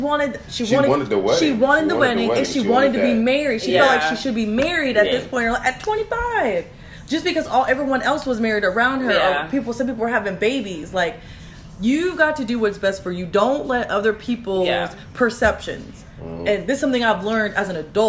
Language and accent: English; the South, United States; also born or lived in the North; I'm from the South